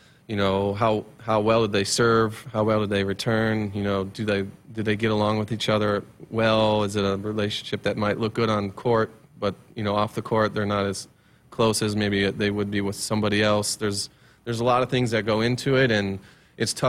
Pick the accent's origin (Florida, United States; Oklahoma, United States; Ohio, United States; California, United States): Ohio, United States; Columbus; moved away as an adult; now in Lincoln, United States; we're both from Columbus, Ohio